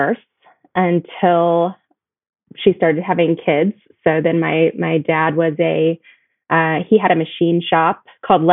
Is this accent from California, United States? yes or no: yes; San Joaquin Valley, Central California, United States; I grew up in Central California in farm country, really, in the San Joaquin Valley. Small town